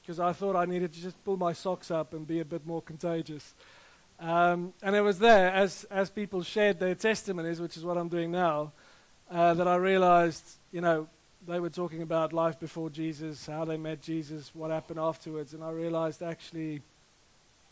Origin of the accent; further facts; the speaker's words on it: Rustenburg, North West, South Africa; moved away; I grew up in South Africa in a little town called Rustenburg, which is close to Johannesburg in the north. And like any self-respecting Afrikaner